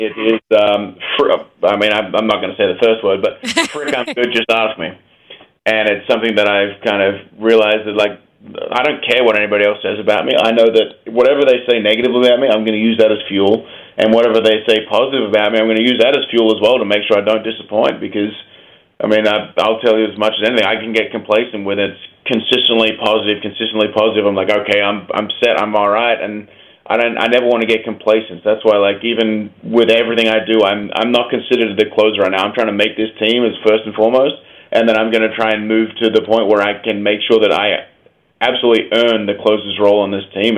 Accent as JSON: {"language": "English", "country": "Australia", "tie": "born or raised there", "moved": "yes", "said": "growing up in Australia"}